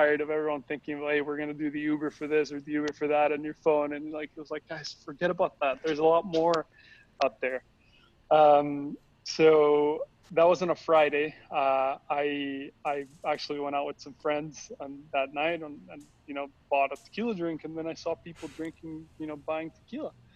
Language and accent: English; Costa Rica; now in California, United States; I'm originally from Costa Rica, so I was born and raised over there, and then I moved to California